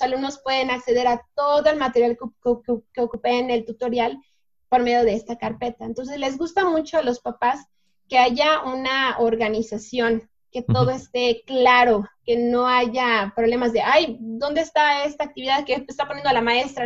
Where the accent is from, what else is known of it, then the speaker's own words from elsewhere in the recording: Mexico; somos mexicanos